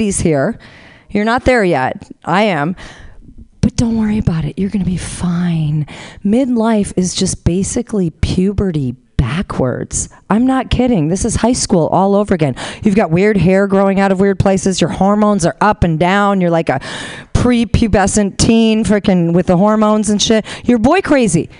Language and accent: English; Honolulu, Hawaii, United States; moved away; I'm originally from Honolulu